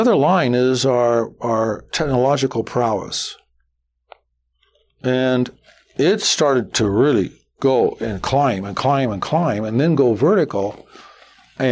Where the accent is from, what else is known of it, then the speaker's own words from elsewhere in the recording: Las Vegas, Nevada, United States; I'm from Las Vegas